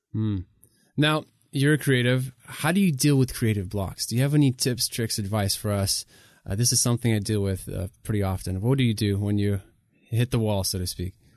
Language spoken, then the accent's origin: English; Ukraine; English is a second language; also born or lived in Southern United States; now in United States; I come from Ukraine, moved here as a refugee, didn't speak the language in 2000. That's when we moved to the states